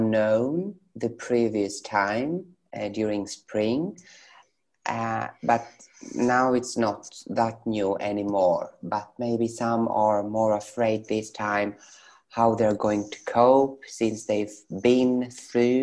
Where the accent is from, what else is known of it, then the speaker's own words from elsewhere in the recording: Thessaloniki, Central Macedonia, Greece; moved away as an adult; also born or lived in Sweden; now in Athens, Greece; I come from Thessaloniki, and it's our common city, so we know each other from our neighborhood